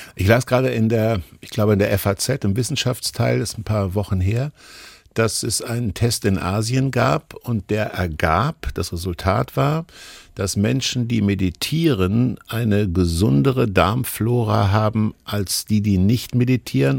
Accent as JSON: {"language": "German", "region": "Hesse", "country": "Germany", "tie": "born or raised there", "said": "ich bin in Hessen groß geworden"}